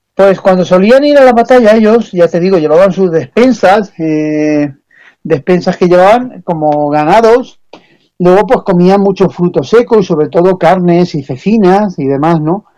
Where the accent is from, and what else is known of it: Spain